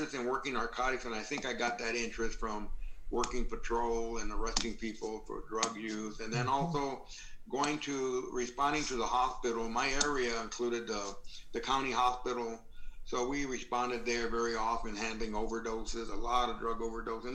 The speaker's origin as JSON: {"language": "English", "country": "United States", "said": "I'm from the United States."}